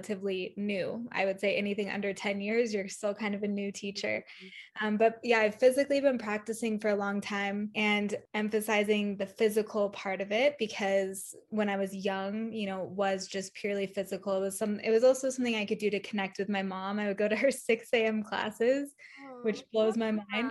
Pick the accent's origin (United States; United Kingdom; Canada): United States; Northern California; also born or lived in South Lake Tahoe; I am originally from Northern California